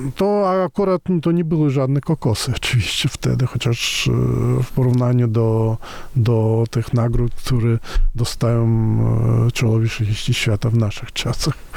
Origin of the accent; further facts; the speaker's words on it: Moscow, Russia; now in Poland; ja wychowałem się w Moskwie